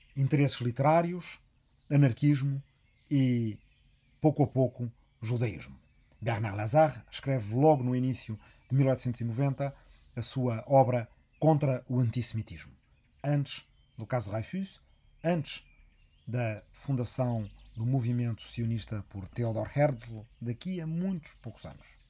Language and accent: Portuguese; Arrifana, Ribatejo, Portugal; na minha aldeia de Arrifana, no Rimatejo